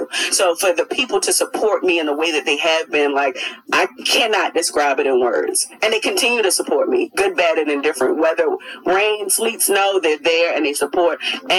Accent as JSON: {"language": "English", "country": "Jamaica", "said": "I'm Jamaican, so I could do all things too."}